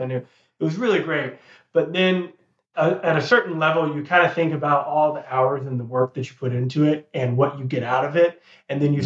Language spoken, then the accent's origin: English; Texas, United States; moved away as an adult; also born or lived in South Carolina / North Carolina; now in Charlotte, United States; I was born and raised in Texas. All 18 years mm-hmm. of my life was lived in Texas, so I was a Texas guy like through and through